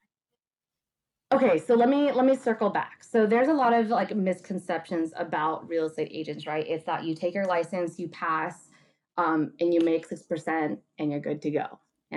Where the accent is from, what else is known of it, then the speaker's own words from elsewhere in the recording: La Quinata, California, United States; Rach, like you and I grew up in La Quinata